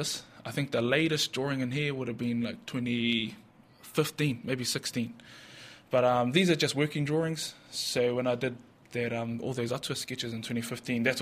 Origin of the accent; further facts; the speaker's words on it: Waimana, Bay of Plenty, New Zealand; also born or lived in Whakatane; I was born here in Whakatane, brought up in Waimana.